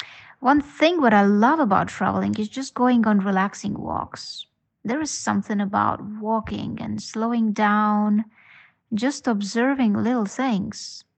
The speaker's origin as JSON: {"language": "English", "country": "Estonia", "moved": "as an adult", "lives_now": "Bali, Indonesia", "said": "calling you from Bali. I'm not from Bali, as you can hear it from my accent. I'm actually from Estonia."}